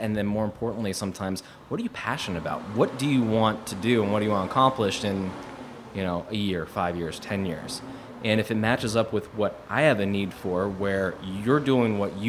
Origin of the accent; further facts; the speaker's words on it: Youngstown, Ohio, United States; You know, I grew up in Youngstown, Ohio. Wanted to get out of Youngstown.